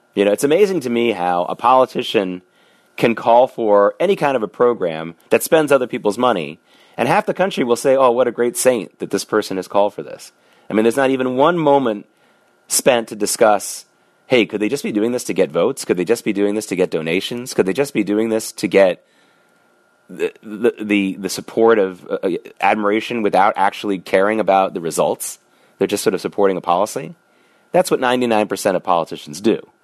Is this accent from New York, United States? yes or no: yes; New York, United States; as a New Yorker back during the Gulf War